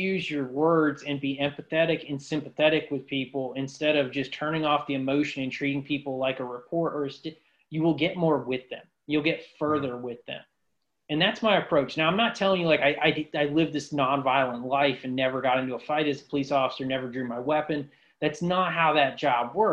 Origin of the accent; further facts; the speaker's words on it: Ashtabula, Ohio, United States; moved away; my hometown in Ashtabula, Ohio